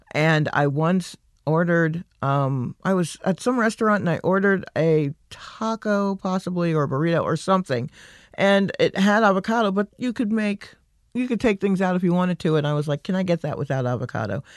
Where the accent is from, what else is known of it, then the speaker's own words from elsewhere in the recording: Stone Mountain, Georgia, United States; I grew up in Stone Mountain